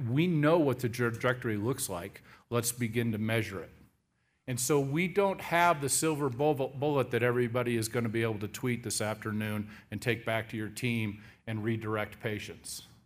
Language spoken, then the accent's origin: English; Seattle, Washington, United States; I'm born and raised in the Seattle area